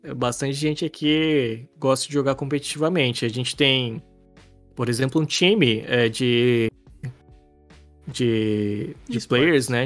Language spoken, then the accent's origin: Portuguese; Cuiabá, Mato Grosso, Brazil; a gente é de Cuiabá